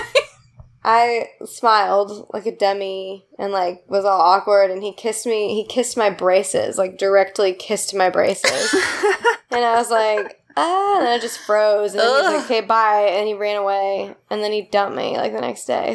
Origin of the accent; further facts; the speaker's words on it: Indiana, United States; a Midwesterner and a person from Indiana specifically